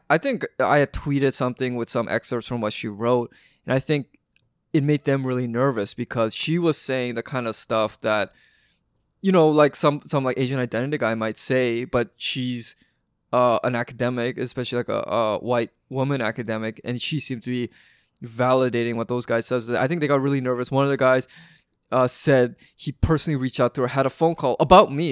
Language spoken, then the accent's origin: English; Vancouver, British Columbia, Canada; I was growing up in Vancouver